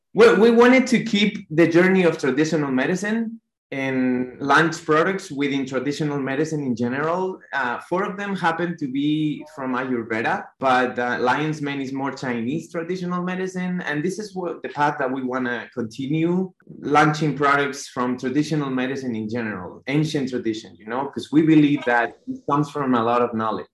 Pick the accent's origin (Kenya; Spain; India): Spain; moved away as an adult; also born or lived in New York; now in United States; we're both from Spain, but he was in Malta at the moment, and I was uh, living in New York